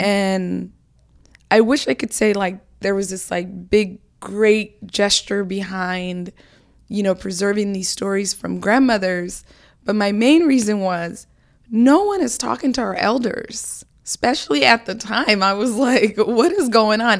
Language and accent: English; Seattle, Washington, United States; moved away as an adult; also born or lived in Somalia; now in Brooklyn, United States; growing up in Seattle